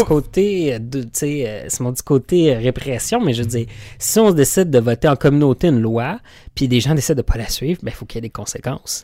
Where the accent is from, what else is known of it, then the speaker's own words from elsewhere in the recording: Quebec, Canada; nous, en tant que Québécois